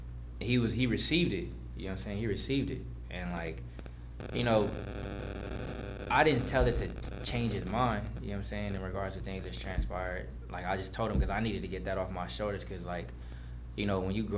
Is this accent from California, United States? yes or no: yes; Los Angeles, California, United States; also born or lived in Valencia, California / Lancaster, California; I'm from Van Nuys, you feel me, like, and was raised out there